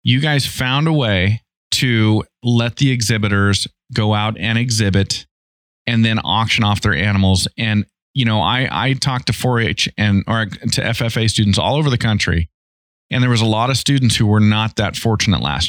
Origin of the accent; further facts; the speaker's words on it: Idaho, United States; I'm from Idaho